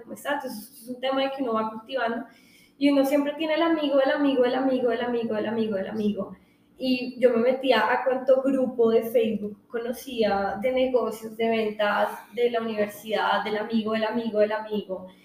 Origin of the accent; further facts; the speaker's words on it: Colombia; a uno como colombiano saca pecho